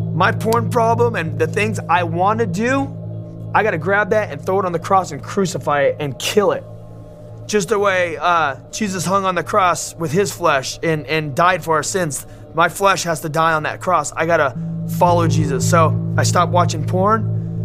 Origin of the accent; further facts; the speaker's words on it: Los Angeles, California, United States; I grew up in Los Angeles in Southern California